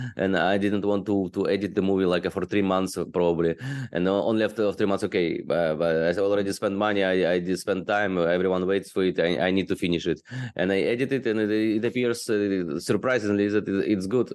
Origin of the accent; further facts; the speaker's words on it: Odesa, Odesa Oblast, Ukraine; moved away as an adult; also born or lived in China; now in Bangkok, Thailand; I'm from Ukraine, from beautiful city Odessa on the Black Sea